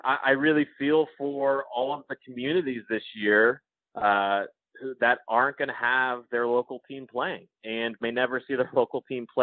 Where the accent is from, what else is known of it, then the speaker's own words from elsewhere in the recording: Connecticut, United States; when I was a kid growing up in Connecticut